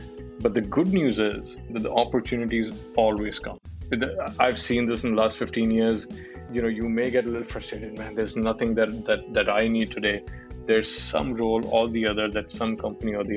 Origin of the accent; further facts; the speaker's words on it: Delhi, India; moved away as an adult; also born or lived in Bangalore / Mumbai / Malaysia; I grew up in Delhi, I started working in Delhi with Dell, and then I've worked in Bangalore and Mumbai and, you know, Malaysia, and then I've been outside India for more than 5 years now